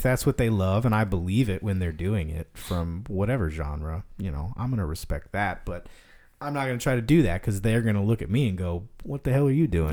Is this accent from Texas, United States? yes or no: yes; Denton, Texas, United States; also born or lived in Fort Worth; I grew up in Denton. I went to high school in Denton.